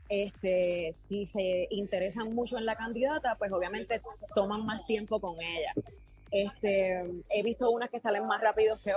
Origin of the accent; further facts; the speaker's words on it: Puerto Rico; Llegamos al segmento que nos distingue como puertorriqueños. Hablando como boricua.